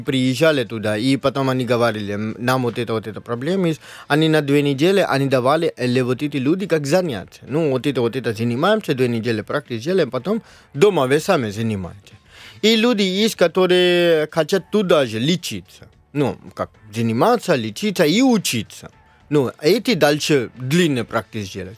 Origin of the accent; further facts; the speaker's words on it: Mumbai, Maharashtra, India; first language Marathi; Russian is a second language; now in Russia; я из Мумбай, штат Махараштра, и наш язык мараки